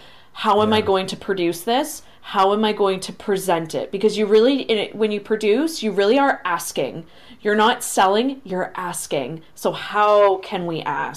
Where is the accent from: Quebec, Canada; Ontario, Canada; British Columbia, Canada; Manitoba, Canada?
Ontario, Canada; St. Catharines; I'm from St. Catharines